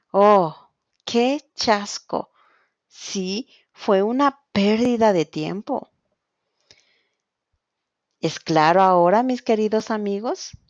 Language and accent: Spanish; Quito, Pichincha, Ecuador; soy de Quito, Ecuador, profesora de español y coordinadora de Spansol School.